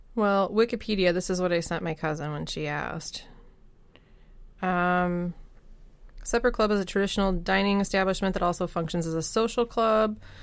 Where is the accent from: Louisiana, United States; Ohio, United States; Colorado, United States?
Colorado, United States; also born or lived in Minnesota; now in Wisconsin, United States; I grew up in Colorado